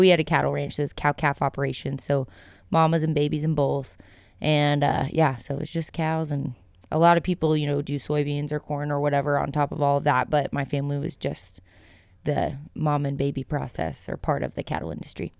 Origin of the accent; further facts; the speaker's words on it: Lewisville, Texas, United States; moved away as an adult; also born or lived in Thackerville, Oklahoma; now in West Texas, United States; I grew up in North Texas. So Louisville is where I was born and raised